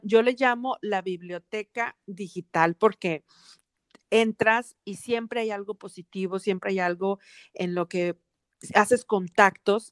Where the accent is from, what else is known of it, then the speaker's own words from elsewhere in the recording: Monterrey, Nuevo León, Mexico; now in Atlanta, United States; crecimos en Monterrey, una ciudad muy conservadora